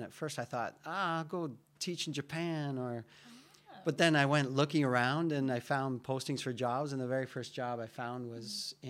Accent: Canada; I'm Canadian.

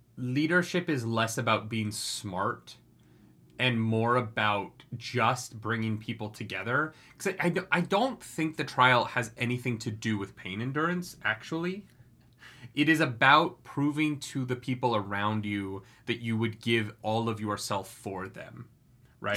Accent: Canada; I'm so Canadian

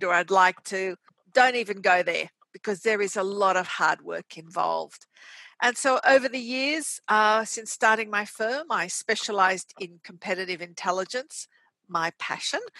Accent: Australia; also born or lived in Casablanca, Morocco / Switzerland / United States; I was born in Morocco, Casablanca, and we came to Australia when I was very young. I got most of my education here in Australia

